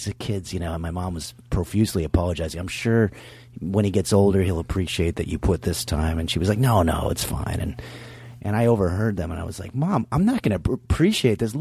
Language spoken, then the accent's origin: English; New York City, New York, United States; when I was a kid growing up in New York